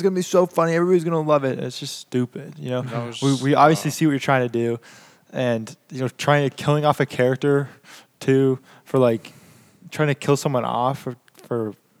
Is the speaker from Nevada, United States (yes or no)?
no; Pittsburgh, Pennsylvania, United States; my hometown, Pittsburgh